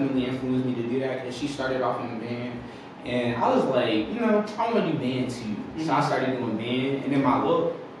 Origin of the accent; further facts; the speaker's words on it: Richmond, Virginia, United States; also born or lived in New Cornelius (birthplace, unclear); I'm from Richmond, Virginia. I was born in New Cornelius, but I was raised in Richmond, Virginia, from the south side, Chesterfield